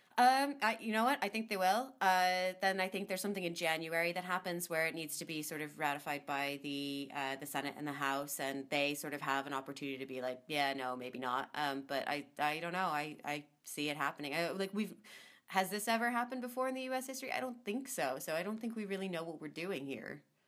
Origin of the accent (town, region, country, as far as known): United States